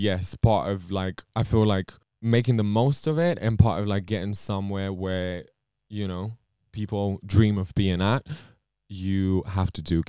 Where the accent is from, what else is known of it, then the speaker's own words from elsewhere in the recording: Romania; English is a second language; now in United Kingdom; I'm from Romania.